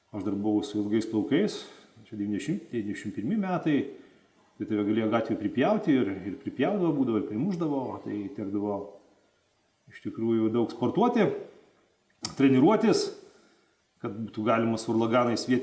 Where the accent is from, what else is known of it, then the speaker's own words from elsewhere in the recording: Vilnius, Vilnius County, Lithuania; aš esu iš Vilnius, iš Viršuliškių